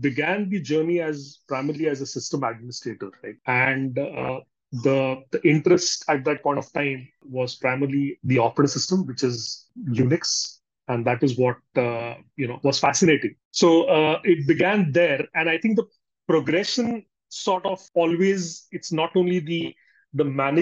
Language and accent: English; Belgaum, Karnataka, India; also born or lived in Bangalore; go back to my hometown, which is Belgaum